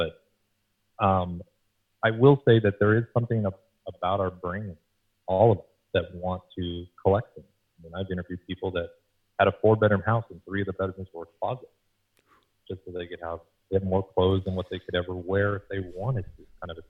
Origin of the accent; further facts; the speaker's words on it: Seattle, Washington, United States; born there; also born or lived in Boston / New York / Los Angeles; I was born in Seattle. I learned to walk in Boston. I learned to talk in New York, and I learned to run in Los Angeles.